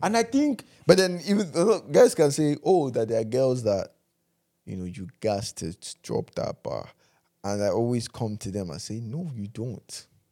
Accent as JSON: {"language": "English", "country": "Nigeria", "said": "as Nigerian men"}